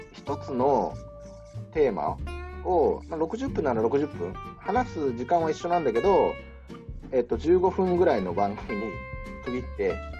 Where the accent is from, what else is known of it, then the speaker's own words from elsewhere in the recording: Kanto, Japan; also born or lived in New York; now in Fukuoka, Japan; 関東、私、関東の人間